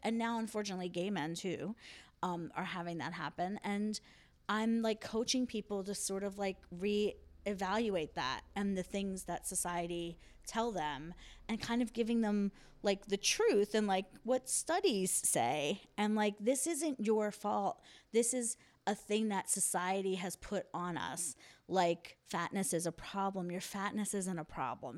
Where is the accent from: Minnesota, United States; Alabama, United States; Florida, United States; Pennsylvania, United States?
Pennsylvania, United States; Philadelphia; I'm from Philly